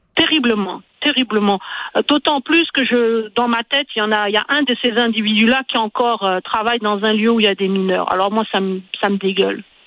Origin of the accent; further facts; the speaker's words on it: Quebec, Canada; chez nous au Québec